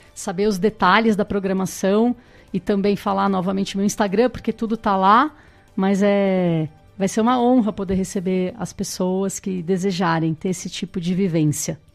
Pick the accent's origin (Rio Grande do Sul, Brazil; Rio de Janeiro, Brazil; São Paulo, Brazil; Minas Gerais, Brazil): São Paulo, Brazil; now in Botucatu, Brazil; eu sou paulista e vim para Botucatu há seis anos que eu estou morando nessa cidade